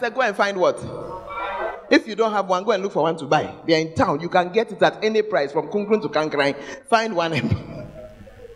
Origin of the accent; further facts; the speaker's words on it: Ghana; moved away as an adult; we're hungry as believers who had come from Ghana, where we get good spiritual food